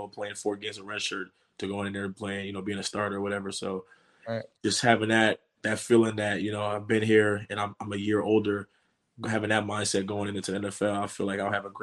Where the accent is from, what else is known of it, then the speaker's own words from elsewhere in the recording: New York City, New York, United States; I'm from New York City